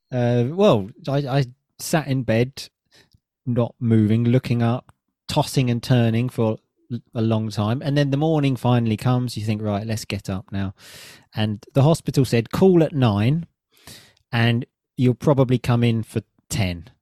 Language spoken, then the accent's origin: English; Chelmsford, East of England, United Kingdom; in my hometown